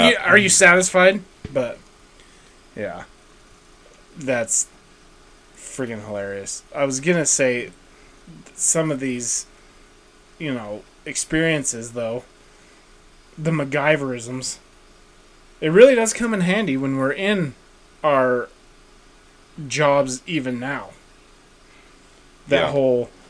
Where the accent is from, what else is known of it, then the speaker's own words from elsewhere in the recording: West Yellowstone, Montana, United States; I grew up in West Yellowstone. So I grew up around Yellowstone National Park.